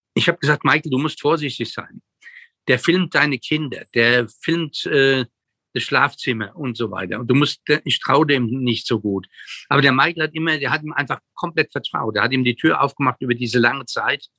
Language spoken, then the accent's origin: German; Germany; als Deutsche